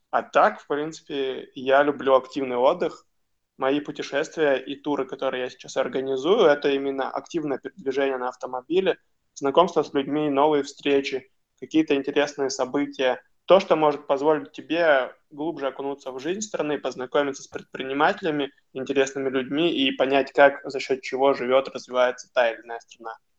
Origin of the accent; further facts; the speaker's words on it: Khabarovsk, Khabarovsk Krai, Russia; я сам из Хабаровска